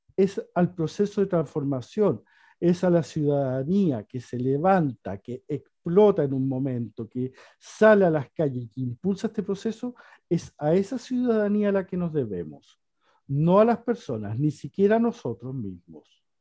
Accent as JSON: {"language": "Spanish", "town": "Chuquicamata", "region": "Antofagasta", "country": "Chile", "tie": "born or raised there", "moved": "as an adult", "lives_now": "Santiago, Chile", "said": "Soy antofagastino, chuquicamatino de nacimiento"}